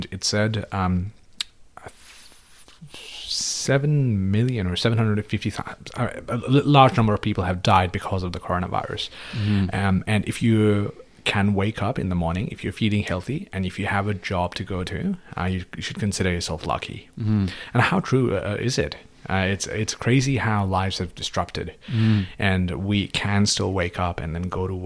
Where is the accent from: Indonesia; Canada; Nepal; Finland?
Nepal; now in Australia; I'm from Nepal